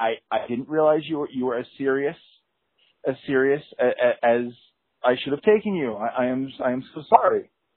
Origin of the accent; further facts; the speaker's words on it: Ireland; I mean, I'm Irish.